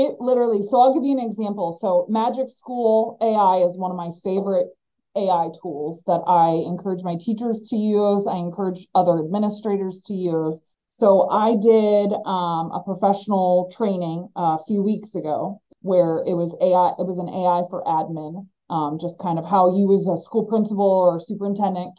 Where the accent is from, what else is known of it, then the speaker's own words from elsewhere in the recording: Northeast Ohio, United States; Home to me is Northeast Ohio.